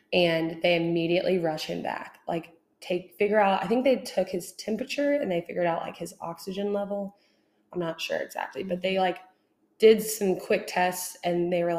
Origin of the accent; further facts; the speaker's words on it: Houston, Texas, United States; I grew up in Houston